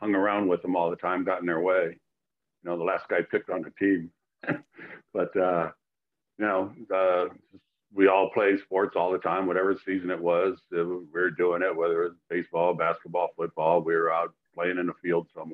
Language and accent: English; Chicago, Illinois, United States; growing up in Chicago, you're watching the Cubs and the White Sox mostly